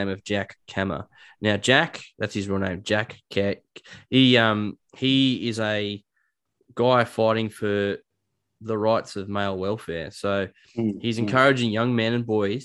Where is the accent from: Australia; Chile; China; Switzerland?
Australia; growing up in Australia, a Western country